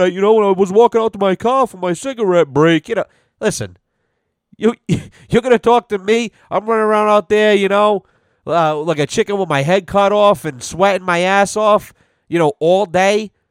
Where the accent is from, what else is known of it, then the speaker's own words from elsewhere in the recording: Rhode Island, United States; moved away; I'm originally from Rhode Island.